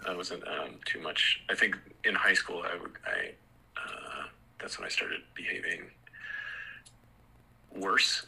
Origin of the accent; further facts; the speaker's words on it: California, United States; I was born in California